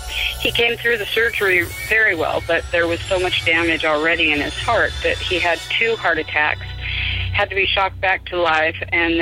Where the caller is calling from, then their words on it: Spokane, Washington, United States; from Spokane.